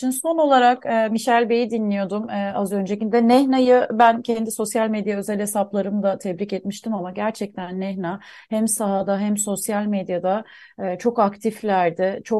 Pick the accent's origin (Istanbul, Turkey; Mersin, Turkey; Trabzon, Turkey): Mersin, Turkey; also born or lived in Antakya; biz e, köken olarak e, Suriye kökenliyiz ve e, yerleşik olarak Mersin ve Antakya'da bulunuyoruz. Ee, kökenimiz oraya yani Mersin ve Antakya yüzyıllar öncesinde